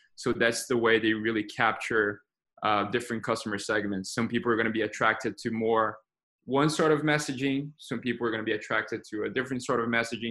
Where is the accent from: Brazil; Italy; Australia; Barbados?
Brazil; moved away as an adult; now in United States; I was born and raised in Brazil